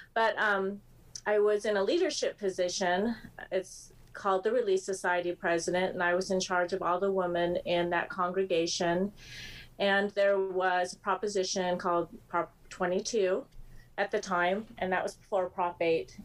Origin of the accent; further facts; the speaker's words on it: the Bay Area, California, United States; I grew up in the Bay Area